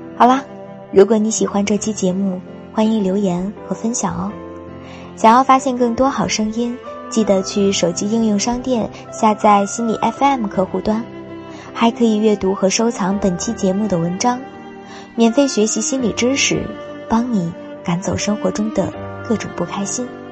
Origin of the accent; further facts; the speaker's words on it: Tangshan, Hebei, China; 我来自于河北唐山